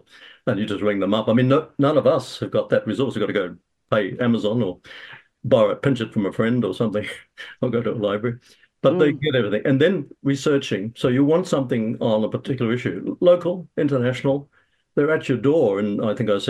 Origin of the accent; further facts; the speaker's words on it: Australia; now in New Zealand; I'm born in Australia